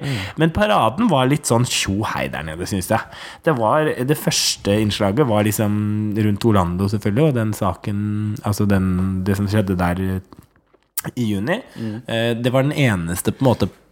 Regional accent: Hurum, Buskerud, Norway; now in Oslo, Norway; Jeg kommer fra Hurum, vokste opp på Klokkarstua

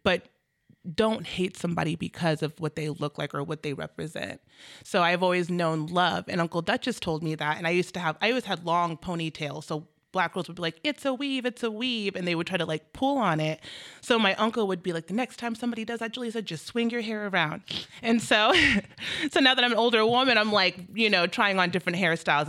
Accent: Federal Way, Washington, United States; also born or lived in Bremerton, Washington; moved up to Federal Way when I was five

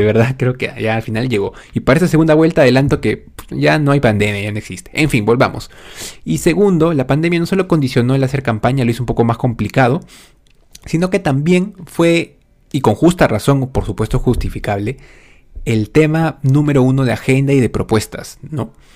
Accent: Lima, Peru; Soy un simple joven de 25 años, peruano, por supuesto, de nacimiento, de corazón. Ah, y si bien nací específicamente en Lima

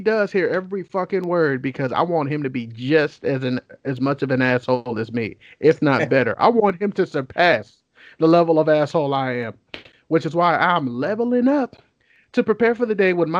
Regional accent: Oakland, California, United States

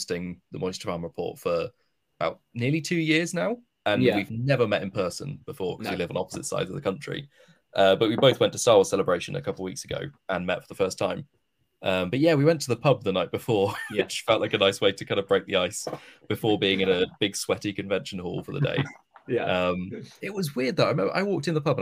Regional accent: Bristol, South West England, United Kingdom; I'm from Bristol, so Aardman is local to me.

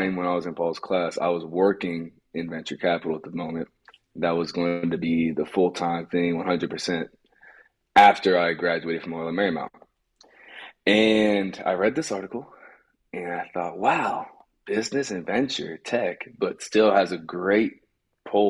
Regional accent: Los Angeles, California, United States; I grew up in Los Angeles

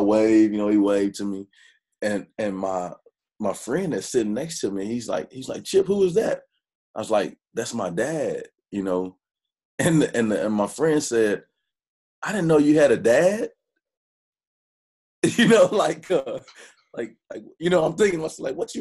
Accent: Hearne, Texas, United States; also born or lived in Dallas, Texas; I grew up in Hearn

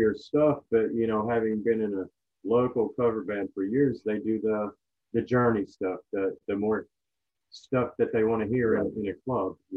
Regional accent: United States; we're American

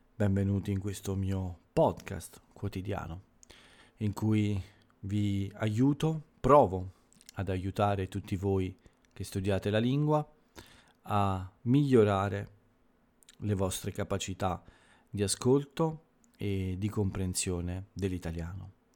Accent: Italy

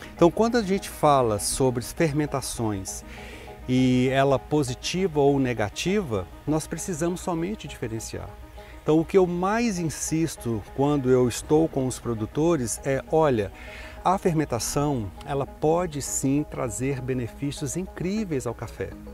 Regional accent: Brazil; Eu sou bem brasileiro

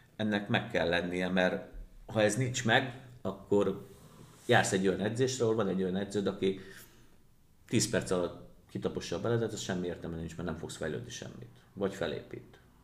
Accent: Győr, Győr-Moson-Sopron, Hungary; én Győrszigetbe nőttem föl

